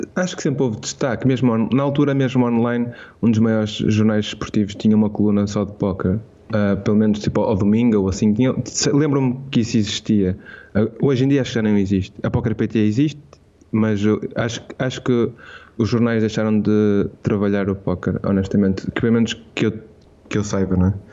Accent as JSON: {"language": "Portuguese", "country": "Portugal", "said": "eu sou de Portugal"}